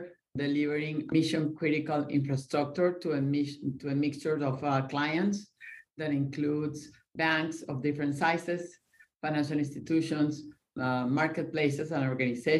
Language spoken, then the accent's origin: English; Venezuela; now in Miami, United States; I grew up in Venezuela